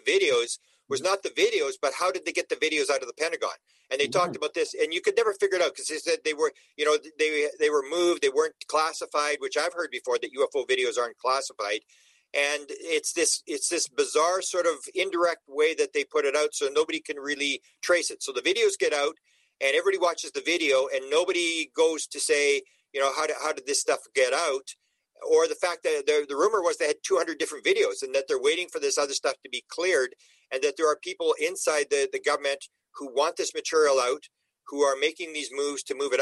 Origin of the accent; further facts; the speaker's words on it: Canada; I'm Canadian